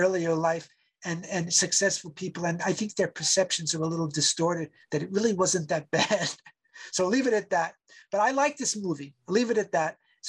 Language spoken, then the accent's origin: English; Farmingdale, New York, United States; for me growing up in Farmingdale